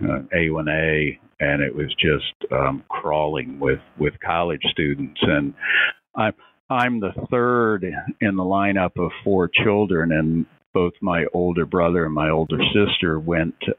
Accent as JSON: {"language": "English", "town": "Fort Lauderdale", "region": "Florida", "country": "United States", "tie": "born or raised there", "also_born_or_lived": "Fayetteville, North Carolina / Augusta, Georgia / Newport, Rhode Island / Wilmington, Delaware", "moved": "as an adult", "lives_now": "Savannah, United States", "said": "growing up in Fort Lauderdale"}